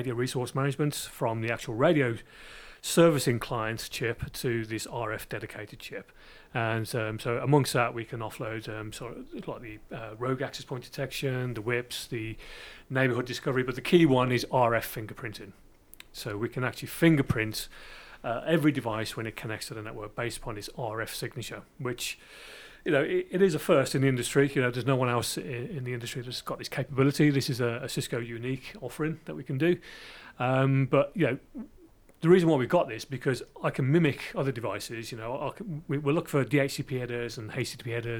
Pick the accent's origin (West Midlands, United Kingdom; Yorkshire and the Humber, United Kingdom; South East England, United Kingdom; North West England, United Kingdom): West Midlands, United Kingdom; Birmingham; accent: Brummie; you probably detected my Brummie accent coming across.